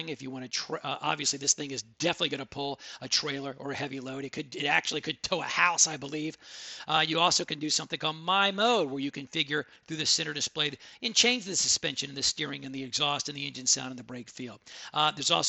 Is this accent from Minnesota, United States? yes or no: no; Texas, United States; because I'm from Texas, I am the …